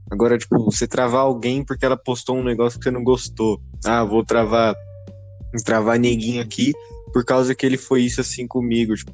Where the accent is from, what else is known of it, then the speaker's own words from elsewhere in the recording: São Paulo, Brazil; Sim, eu sou paulista